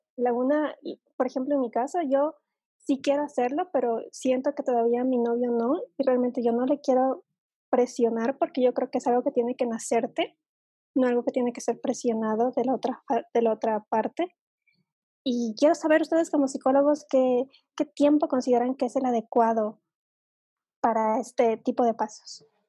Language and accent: Spanish; Ecuador; aquí en mi país es bastante común que el chico vaya a pedir la mano de la chica a la familia